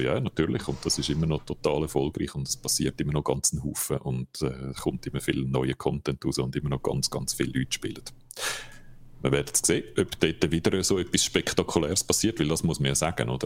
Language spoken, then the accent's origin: German; Switzerland; bei uns in der Schweiz